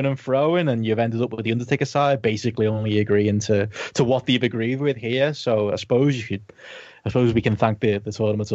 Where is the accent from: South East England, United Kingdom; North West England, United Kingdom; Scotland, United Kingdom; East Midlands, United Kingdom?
North West England, United Kingdom; Liverpool; my hometown